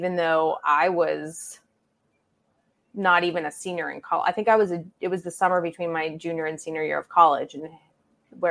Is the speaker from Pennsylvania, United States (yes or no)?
yes; Pittsburgh, Pennsylvania, United States; moved away as an adult; now in New York, United States; I grew up in Pittsburgh, but I've been in New York for 15 years